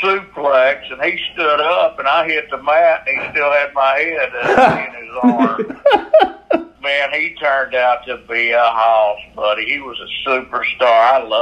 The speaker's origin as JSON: {"language": "English", "town": "Chattanooga", "region": "Tennessee", "country": "United States", "tie": "born or raised there", "said": "I grew up on Nick Gulas and Harry Thornton Wrestling here in Chattanooga."}